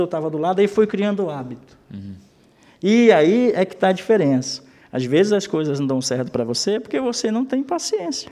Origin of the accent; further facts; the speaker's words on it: Amazonas, Brazil; moved away as an adult; also born or lived in Manaus / Florianópolis; now in Gaspar, Brazil; eu sou do Amazonas